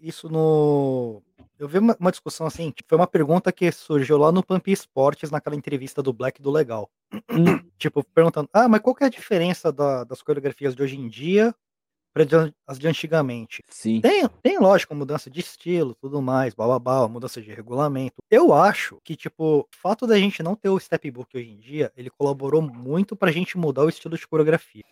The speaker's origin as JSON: {"language": "Portuguese", "country": "Brazil", "moved": "as an adult", "lives_now": "Japan", "said": "sou brasileiro, mas eu moro no Japão. Eu moro aqui no Japão vai fazer 14 anos."}